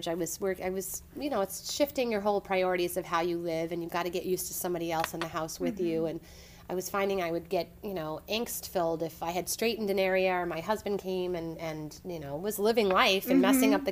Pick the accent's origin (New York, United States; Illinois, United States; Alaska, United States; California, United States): New York, United States; Lower Westchester County; also born or lived in Boston; I grew up in Lower Westchester County